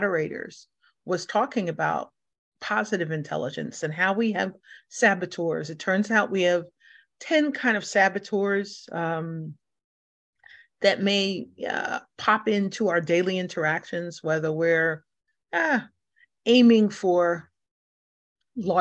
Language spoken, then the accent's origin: English; New York City, New York, United States; being born and raised in New York, born in the Bronx